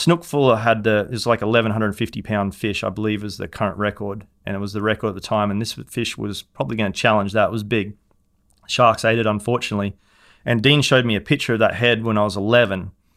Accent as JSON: {"language": "English", "town": "Hervey Bay", "region": "Queensland", "country": "Australia", "tie": "born or raised there", "moved": "as an adult", "lives_now": "Jupiter, Florida, United States", "said": "Harbour in Harvey Bay, my hometown"}